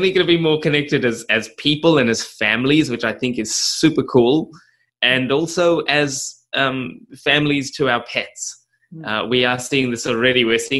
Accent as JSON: {"language": "English", "country": "South Africa", "tie": "born or raised there", "also_born_or_lived": "Australia", "said": "I grew up in South Africa. Well, mixed between Australia. I was born in Australia and spent some of my childhood in South Africa."}